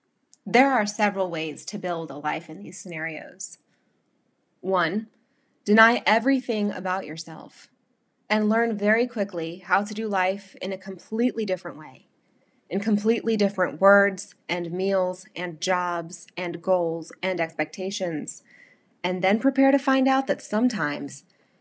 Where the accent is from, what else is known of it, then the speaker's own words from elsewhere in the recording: the South, United States; now in Long Island, United States; it can be hard to live as a Southerner in the elite club of generations long Long Islanders. I miss the voices of the South, the foods, the sounds, the smells, the entire way of life